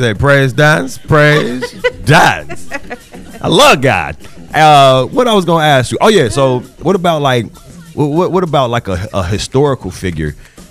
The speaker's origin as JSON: {"language": "English", "town": "Compton", "region": "California", "country": "United States", "said": "But I'm from Bompton. I'm from, yeah. The C's become B's, right."}